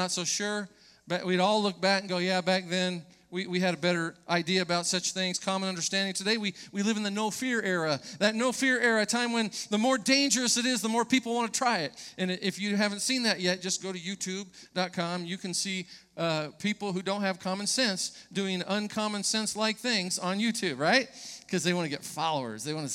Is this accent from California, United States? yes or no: yes; Orange County, California, United States; As a young person growing up in Orange County